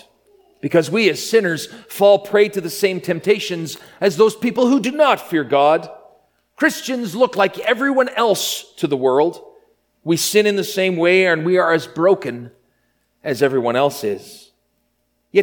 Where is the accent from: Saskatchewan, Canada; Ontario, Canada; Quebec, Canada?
Saskatchewan, Canada; Grenfell; Growing up in my hometown of Grenfell, Saskatchewan